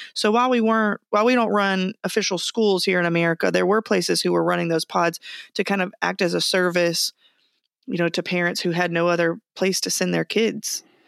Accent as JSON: {"language": "English", "region": "Texas", "country": "United States", "tie": "born or raised there", "moved": "yes", "said": "I was raised in Texas"}